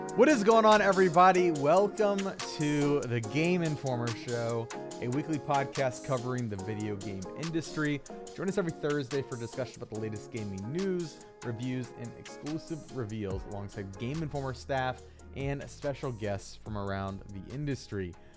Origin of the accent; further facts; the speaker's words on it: East Coast, Virginia, United States; now in Minnesota, United States; growing up on the East Coast